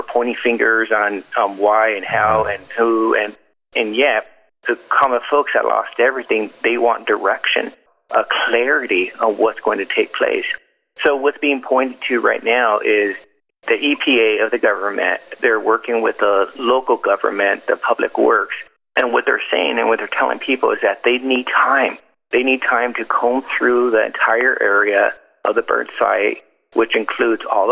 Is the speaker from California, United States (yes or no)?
yes; California, United States; I'm from California